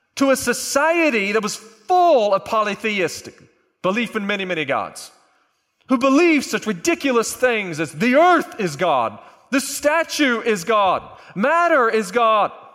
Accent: Oklahoma, United States; I'm a flatlander. I'm from Oklahoma.

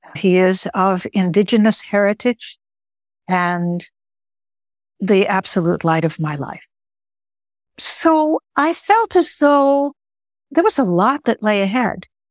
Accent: Chicago, Illinois, United States; first language Greek; English is a second language; moved away; also born or lived in New York City / Bangor, Maine; I was born in Chicago and went to school out here on the East Coast of the United States

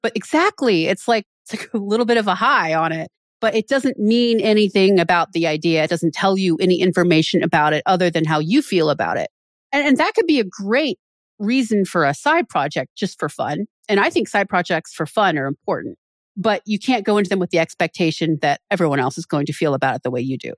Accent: Maryland, United States; moved away as an adult; also born or lived in Vienna, Austria / Philadelphia, Pennsylvania; now in Pennsylvania, United States; I'm from Maryland

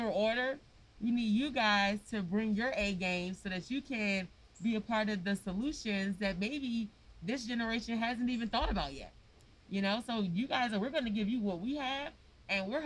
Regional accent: Washington, District of Columbia, United States; I'm from Congress Park. I grew up on Congress Street and in the circle in what they call 13th Place.

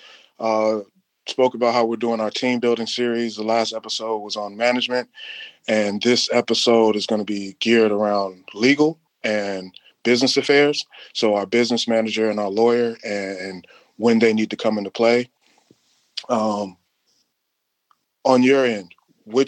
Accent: Chicago, Illinois, United States; We are three guys from Chicago, so saying based out of Chicago is kind of weird

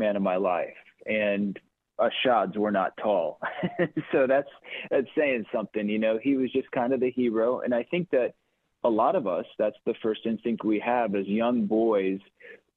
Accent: Chicago, Illinois, United States; also born or lived in Quad Cities; I was born and raised in Chicago. Well, toggled back and forth between actually Quad Cities and Chicagoland

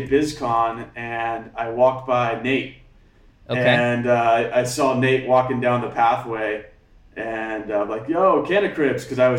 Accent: Alaska, United States; also born or lived in Hamakua Coast, Hawaii; now in Hawaii, United States; And I grew up in Alaska.

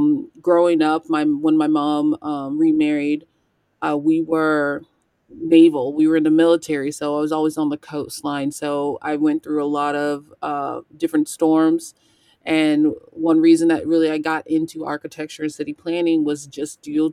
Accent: San Antonio, Texas, United States; My family is from Texas. I'm originally from San Antonio, and my family is mainly Central Texas and also in Corpus.

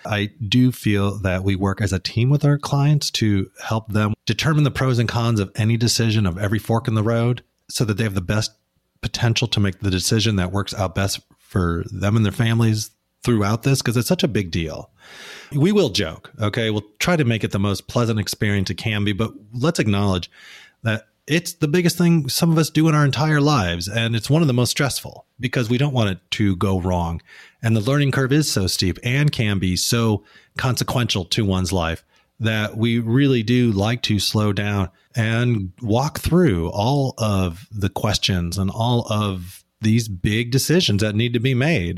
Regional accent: Midwest, United States; now in Portland, United States; we grew up in the Midwest

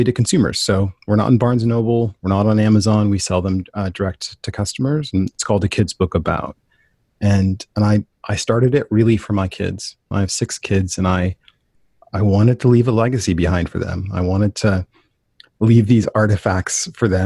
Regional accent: Portland, Oregon, United States; born and raised in Portland, Oregon

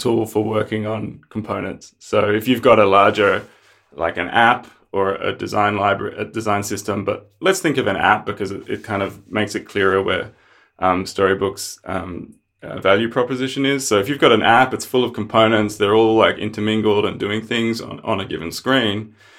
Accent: Australia; also born or lived in Melbourne; I'm from Australia, uh, live in Melbourne

